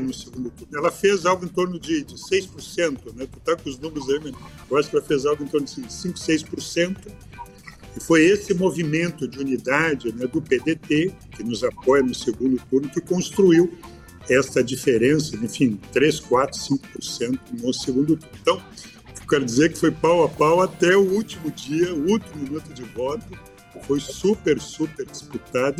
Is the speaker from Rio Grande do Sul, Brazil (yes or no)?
yes; São Leopoldo, Rio Grande do Sul, Brazil; moved away as an adult; now in Porto Alegre, Brazil; Eu nasci em São Leopoldo. São Leopoldo é uma região aqui da região metropolitana, perto aqui, 30 quilômetros de Porto Alegre. Hoje eu moro há bastante tempo aqui em Porto Alegre, mas nasci e me criei nesta, uhum. nesta cidade.